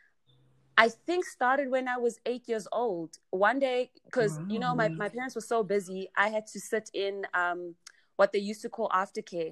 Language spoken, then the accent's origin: English; Johannesburg, Gauteng, South Africa; also born or lived in Vaal; So I grew up in Johannesburg. I was actually born in the Vaal.